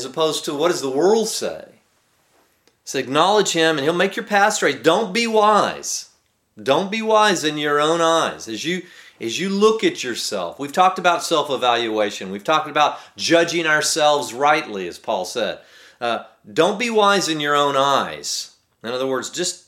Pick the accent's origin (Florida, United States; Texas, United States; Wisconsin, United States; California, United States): Texas, United States; growing up in Texas